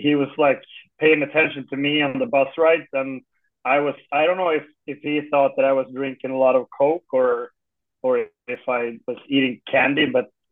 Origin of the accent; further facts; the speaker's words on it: Guldsmedshyttan, Örebro County, Sweden; moved away; I was born in Örebro, but I'm from Guldsmedshyttan.